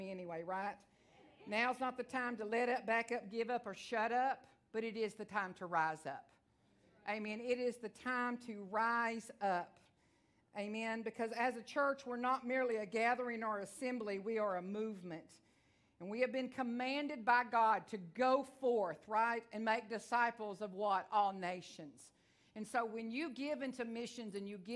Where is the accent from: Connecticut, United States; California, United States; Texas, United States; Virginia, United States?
Texas, United States; I am from Texas. I talk real fast